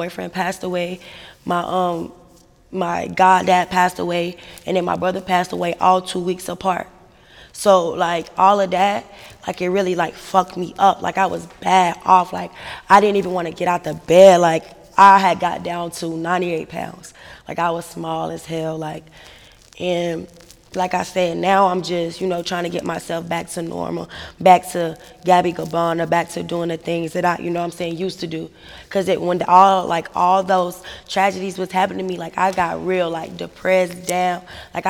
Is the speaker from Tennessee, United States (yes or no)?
no; Albemarle, North Carolina, United States; also born or lived in Charlotte, North Carolina; I was born in Charlotte, but I was raised in a small town called Albemarle, North Carolina